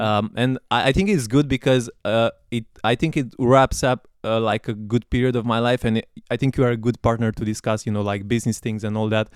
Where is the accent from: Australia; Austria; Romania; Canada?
Romania; I'm from Romania